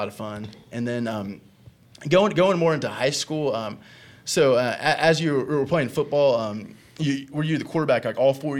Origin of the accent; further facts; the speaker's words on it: Owosso, Michigan, United States; being from Owosso